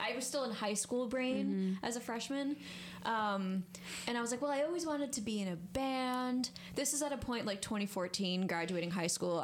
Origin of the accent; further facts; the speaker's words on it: Montrose, New York, United States; moved away as an adult; also born or lived in New Paltz; now in Kingston, United States; from a tiny town called Montrose